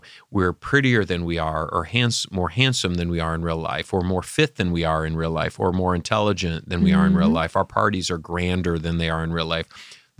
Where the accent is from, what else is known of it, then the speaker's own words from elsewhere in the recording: Michigan, United States; From my home state of Michigan.